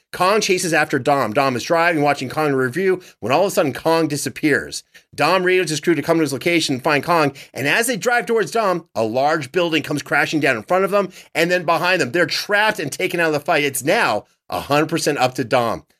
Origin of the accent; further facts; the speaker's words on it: Canada; my home country